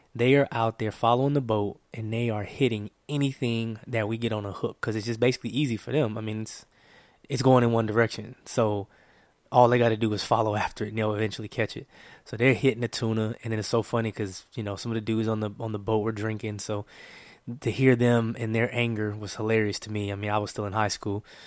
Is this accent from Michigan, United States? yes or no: no; Oakland, California, United States; I'm from the San Francisco Bay Area, Oakland, California.